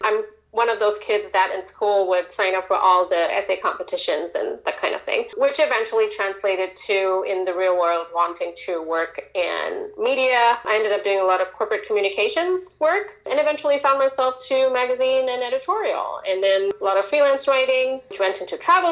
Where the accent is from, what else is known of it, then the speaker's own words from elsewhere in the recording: India; moved away; I was born in India, raised partly in India